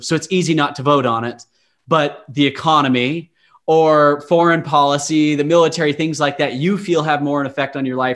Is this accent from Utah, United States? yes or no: yes; Utah, United States; I grew up in Utah